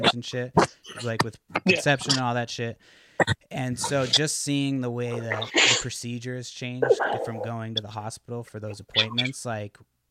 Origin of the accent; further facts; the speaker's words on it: Brockton, Massachusetts, United States; moved away as an adult; now in Olympic Peninsula, Washington, United States; I go to a Brockton public school